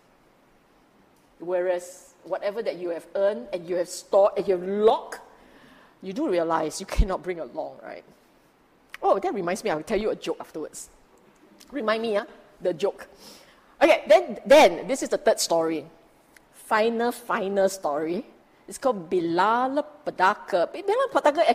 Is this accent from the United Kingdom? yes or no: no; Singapore; we are Singaporean